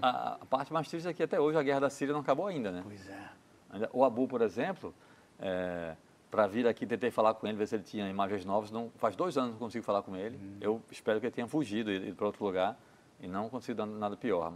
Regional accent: Brazil; sou brasileiro

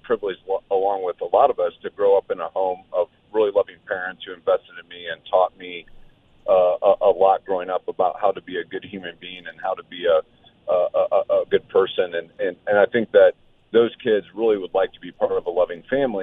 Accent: Auburn, Indiana, United States; also born or lived in Butler, Indiana; I grew up in Butler and Auburn

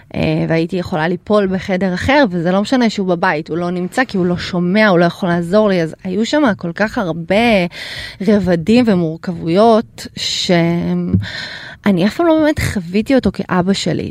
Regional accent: Ukraine; now in Israel; אני נולדתי באוקראינה

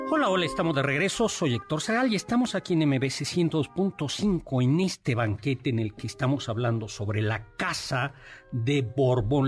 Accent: Mexico; como los mexicanos

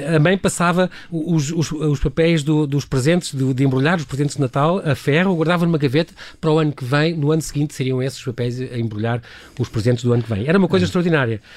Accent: Lisbon, Portugal; Eu, que sou de Lisboa

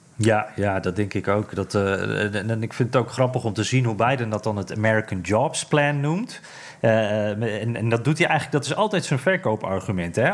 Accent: Netherlands; now in United States; als Nederlander

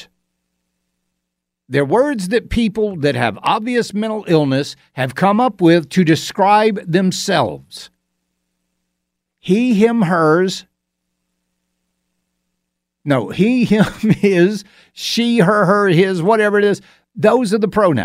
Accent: Augusta, United States; moved away; When I was in Augusta and my hometown

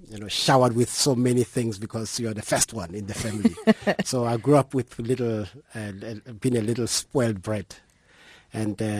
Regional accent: Mamelodi, Gauteng, South Africa; like any other one living in Mamelodi

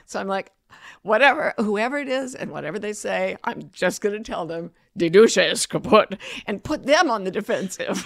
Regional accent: United States; I'm American

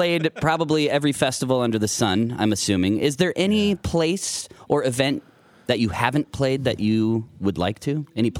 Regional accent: Mitchell, South Dakota, United States; moved away; also born or lived in Sioux Falls, South Dakota; I'm actually originally from South Dakota

